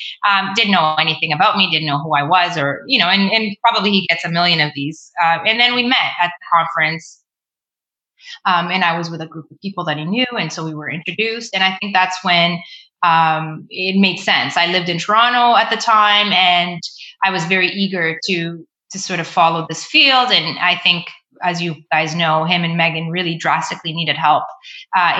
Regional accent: Mozambique; also born or lived in Ontario, Canada; now in Canada; I moved back to my home country. I moved to Mozambique, and I was there for 10 years

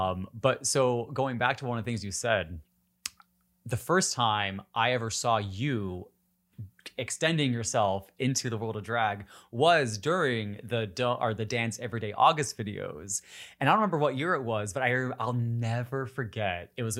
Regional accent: Upper Peninsula of Michigan, United States; Oh my God, I'm from the Midwest too.

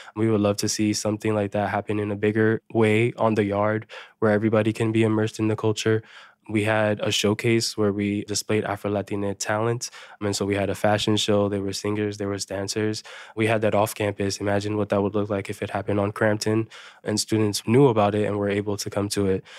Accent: New York City, New York, United States; I grew up in New York City

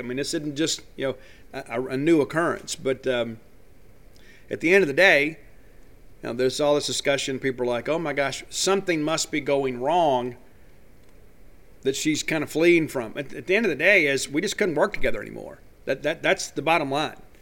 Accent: South Mississippi, United States; I'm born and raised in South Mississippi

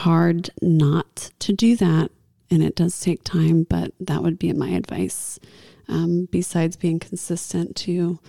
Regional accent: Tennessee, United States; I'm from Tennessee, too.

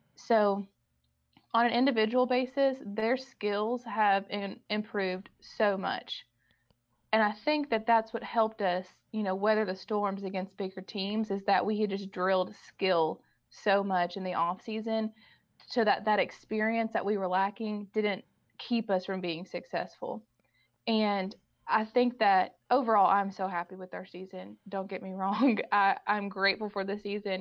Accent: Owenton, Kentucky, United States; We were both born and raised in Owenton, and I cannot believe I ended back in Owen County

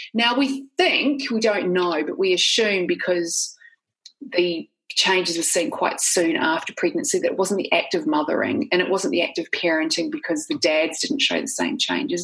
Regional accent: New Zealand; I'm not sure they can tell initially from my accent, but I grew up in New Zealand.

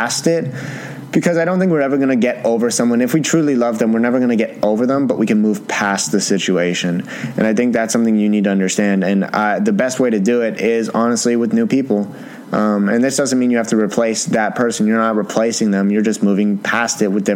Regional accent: Canada; I'm Canadian

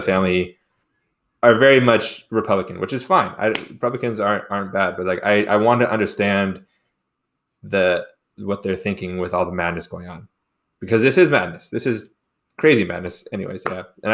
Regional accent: United States; as an American citizen

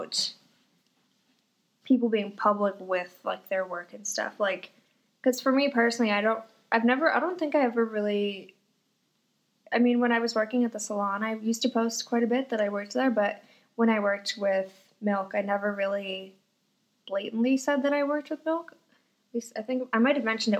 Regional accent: Fort McMurray, Alberta, Canada; now in Calgary, Canada; I'm from Fort McMurray

